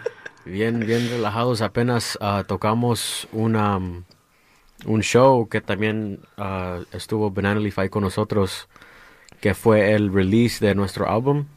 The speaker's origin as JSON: {"language": "Spanish", "town": "Los Angeles", "region": "California", "country": "United States", "tie": "born or raised there", "said": "todos crecimos aquí en Los Ángeles"}